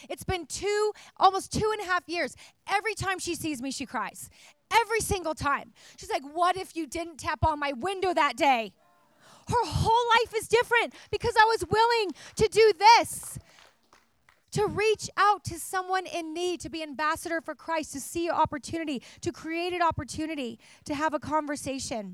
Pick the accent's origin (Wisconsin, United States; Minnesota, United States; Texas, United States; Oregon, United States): Oregon, United States; now in California, United States; I'm from Oregon originally